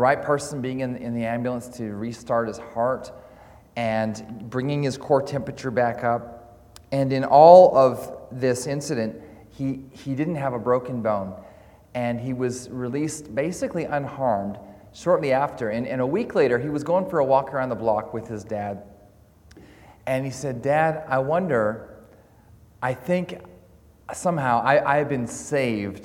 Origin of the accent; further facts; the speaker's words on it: Canada; now in Scotland, United Kingdom; I'm Canadian